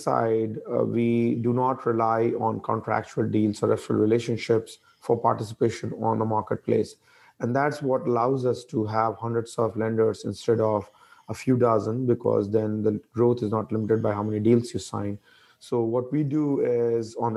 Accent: India; moved away as an adult; also born or lived in DC mid-Atlantic region, United States; now in United States; I grew up in India, came to US about 20 years

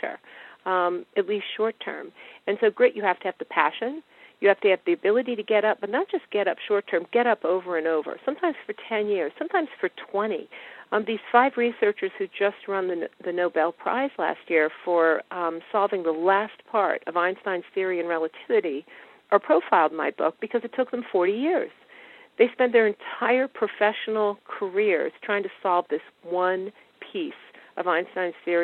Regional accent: Washington, District of Columbia, United States; I grew up in Washington, which is where I live now

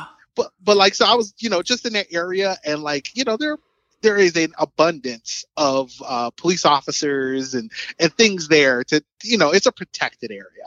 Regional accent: Chicago, Illinois, United States; I grew up on the South Side of the city

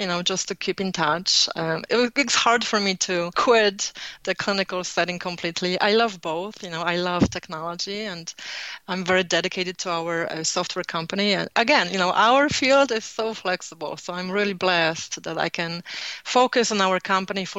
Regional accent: Poland; accent: Polish; moved away; I was born in Poland, so I have Polish accent

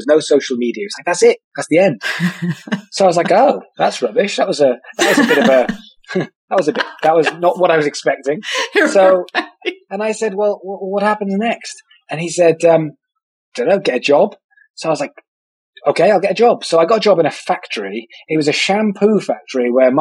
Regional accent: Wales, United Kingdom; I'm from Wales, which is a country within the United Kingdom

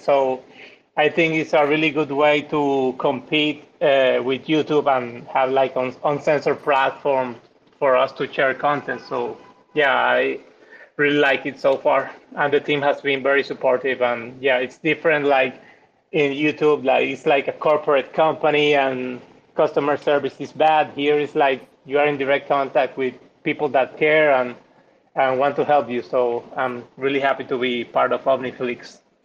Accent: Dominican Republic; I'm from the Dominican Republic

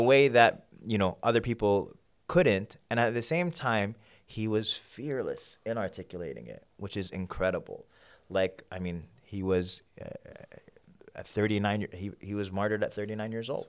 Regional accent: New York, United States; moved away as an adult; also born or lived in Sudan / Kenya; now in Houston, United States; I grew up in New York. That's home. But I moved to Houston a couple of years back.

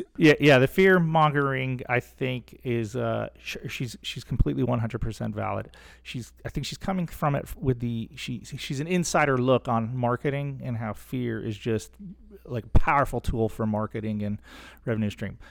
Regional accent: Central Florida, United States; growing up in Central Florida as a younger guy

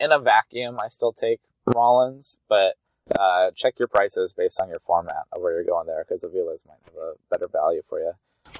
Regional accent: Oregon, United States; moved away as an adult; also born or lived in New Hampshire; I grew up in Oregon.

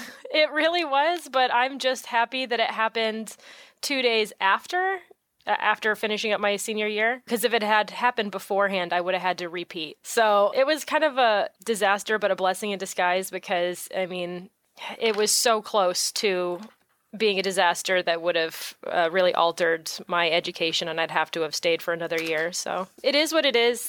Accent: San Francisco Bay Area, California, United States; also born or lived in Orange County, California; I'm originally from the San Francisco Bay Area. That's where I grew up, and I didn't move down to Orange County until I was actually ready to go to art school when I was, I think, twenty?

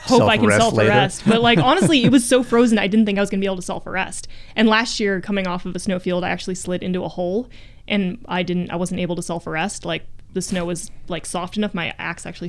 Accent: Jackson, Wyoming, United States; also born or lived in Virginia; I grew up in Jackson.

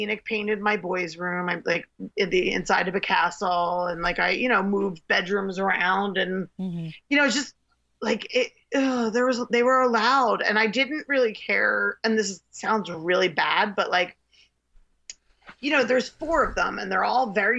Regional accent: East Norriton, Pennsylvania, United States; moved away as an adult; now in Boyertown, United States; we were like from East Narn

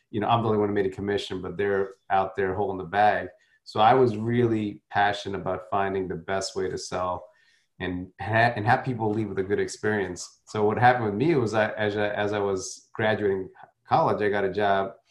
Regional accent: South India, India; My you know I was from South Indian upbringing, so you now the thing with South Indians is we they're very conservative. So it's not like North Indians.

